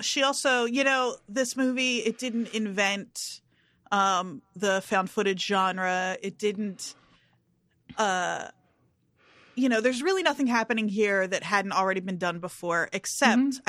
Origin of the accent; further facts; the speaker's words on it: New Jersey, United States; growing up in New Jersey